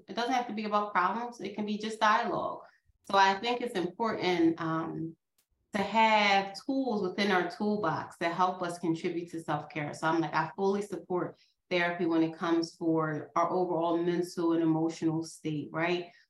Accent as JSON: {"language": "English", "area": "outside of Philadelphia", "region": "Pennsylvania", "country": "United States", "tie": "born or raised there", "accent": "Philadelphia", "said": "I grew up outside of Philadelphia. We say water, okay?"}